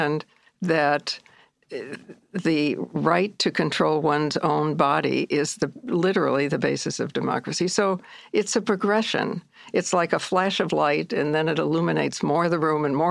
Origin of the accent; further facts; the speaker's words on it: Midwest, United States; also born or lived in India; now in New York, United States; I'm a Midwesterner